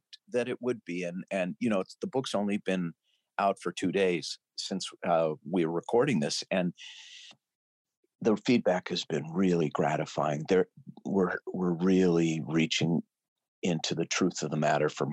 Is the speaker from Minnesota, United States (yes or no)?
yes; St. Louis Park, Minnesota, United States; I was born in St. Louis Park, Minnesota in 1960